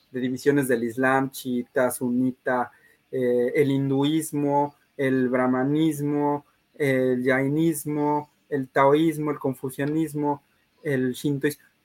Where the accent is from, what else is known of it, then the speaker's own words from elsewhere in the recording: Mexico; como mexicanos